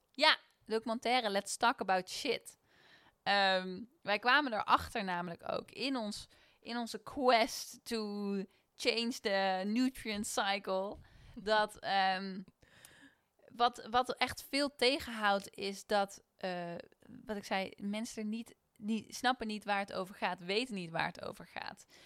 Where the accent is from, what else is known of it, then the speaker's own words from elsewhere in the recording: Netherlands; En we zijn Nederlanders, hè?